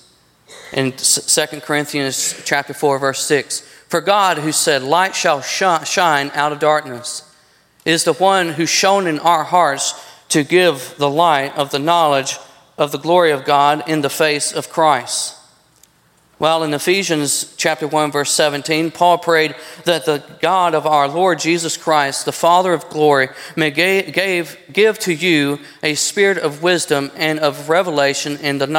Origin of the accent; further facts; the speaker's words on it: United States; I'm an American. Yes, I'm born in this country